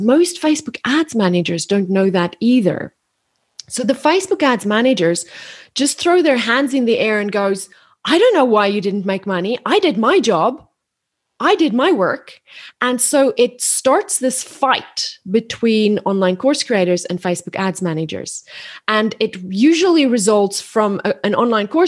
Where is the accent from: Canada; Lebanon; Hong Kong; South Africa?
South Africa; moved away as an adult; now in Australia; I'm South African, but I've lived in Australia now for 13 years